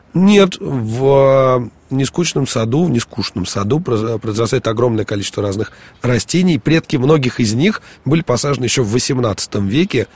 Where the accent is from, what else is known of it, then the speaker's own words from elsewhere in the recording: Moscow, Russia; мы, москвичи, будем говорить нескучный, поскольку у нас такая особенная, особенность произношения